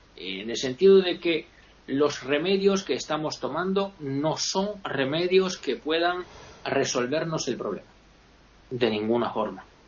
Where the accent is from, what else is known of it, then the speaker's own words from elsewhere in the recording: Italy; Yo me considero un italiano medio, medio bajo